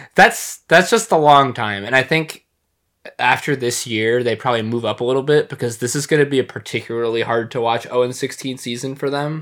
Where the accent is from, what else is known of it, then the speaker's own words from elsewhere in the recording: Michigan, United States; I grew up in Michigan